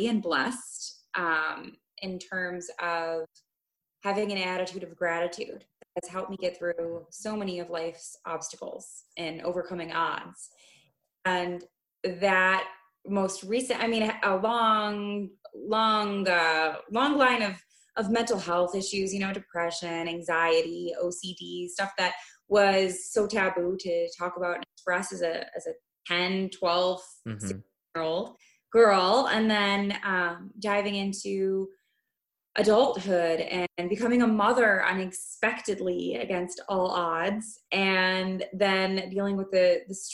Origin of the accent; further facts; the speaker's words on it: Midwest, United States; as an American living on the standard American diet